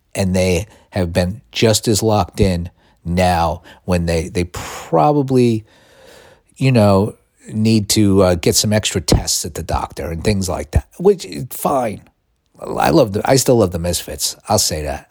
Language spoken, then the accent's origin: English; New York City, New York, United States; now in California, United States; I was born in New York City, Mount Sinai Hospital, lived in all five boroughs